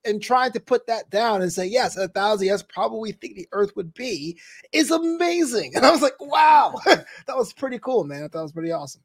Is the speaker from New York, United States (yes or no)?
yes; New York, United States; I am from New York